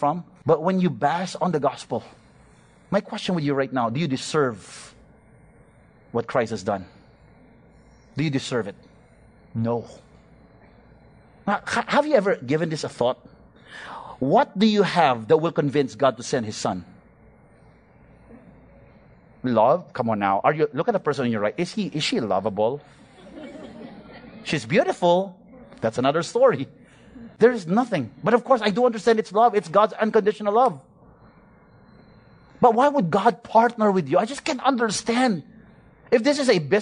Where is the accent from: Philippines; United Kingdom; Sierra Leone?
Philippines; I'm a Filipino